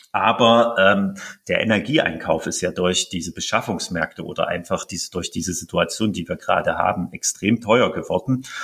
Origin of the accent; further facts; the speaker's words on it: Halle, Saxony-Anhalt, Germany; auch hier in meiner Heimatstadt Halle